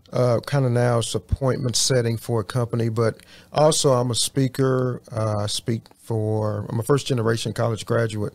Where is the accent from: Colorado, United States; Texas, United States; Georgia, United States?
Texas, United States; Houston; from Houston, so I'm, I'm born and raised